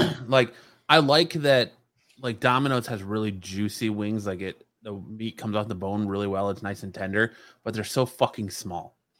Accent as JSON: {"language": "English", "region": "Michigan", "country": "United States", "moved": "yes", "lives_now": "Phoenix, United States", "said": "the transplants we're getting from Michigan, like myself"}